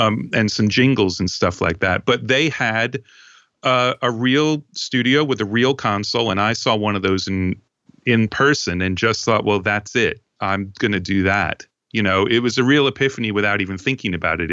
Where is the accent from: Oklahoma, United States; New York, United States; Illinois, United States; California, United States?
New York, United States; Long Island; I grew up on Long Island